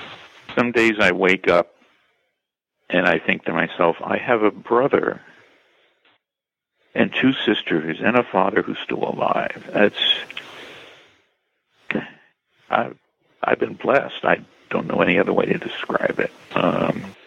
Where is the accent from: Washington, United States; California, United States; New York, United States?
New York, United States; Bay Shore; Bayshore, New York is my hometown